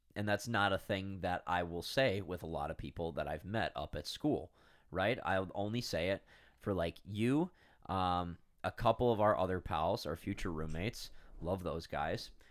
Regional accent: United States; accent: American; our, I don't wanna say ugly, but ugly American accent

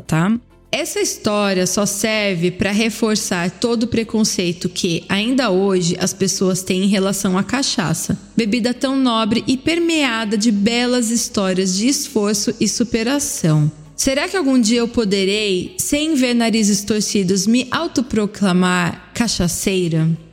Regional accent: Brazil; moved away; also born or lived in Europe; Sou brasileira

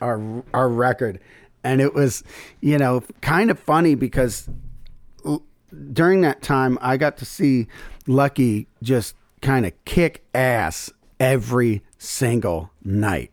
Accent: Syracuse, New York, United States; moved away as an adult; also born or lived in Memphis; my hometown, Syracuse

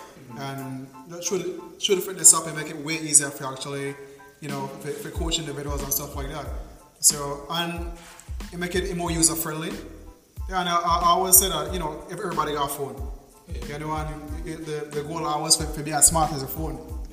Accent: Punta Gorda, Toledo District, Belize; growing up in Belize

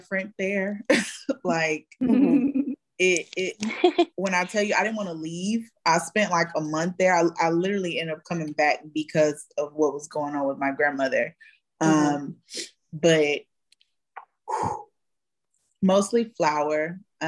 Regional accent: Texas, United States; I'm from Texas

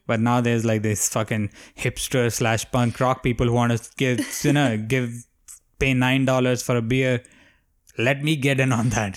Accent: India; moved away; growing up in India

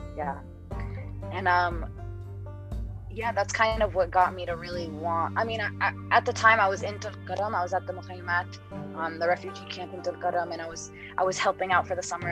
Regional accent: East Coast, United States; I I grew up on the East Coast

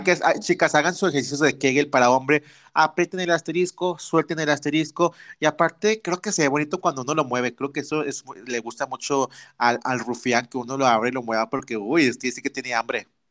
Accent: Torreón, Coahuila, Mexico; yo soy norteño, chavita norteña, acá en Torreón, Coahuila

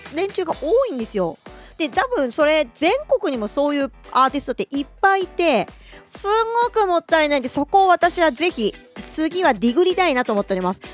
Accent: Ishikawa, Japan; 地元石川県の話

